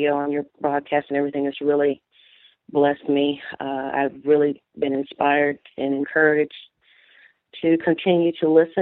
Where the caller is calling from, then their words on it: Brewton, Alabama, United States; I'm calling from Brewton, Alabama